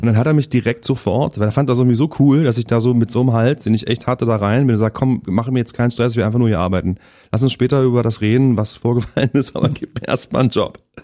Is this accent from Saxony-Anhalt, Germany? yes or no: yes; Halle, Saxony-Anhalt, Germany; now in Berlin, Germany; Also bin ich sehr lange und sehr behütet im Osten aufgewachsen in Sachsen-Anhalt